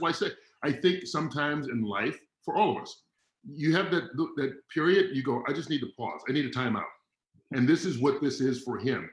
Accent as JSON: {"language": "English", "town": "Atlanta", "region": "Georgia", "country": "United States", "tie": "born or raised there", "moved": "yes", "lives_now": "Santa Barbara area, United States", "said": "I grew up in Atlanta."}